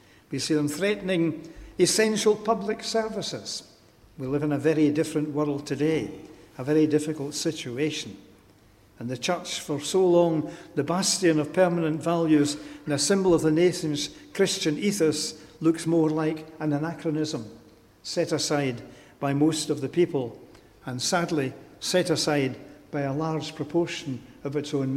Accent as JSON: {"language": "English", "town": "Glasgow", "region": "Scotland", "country": "United Kingdom", "said": "I'm a Glaswegian. I belong to Glasgow."}